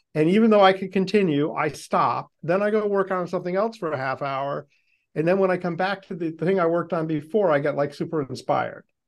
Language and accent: English; Boston, Massachusetts, United States; I'm from Boston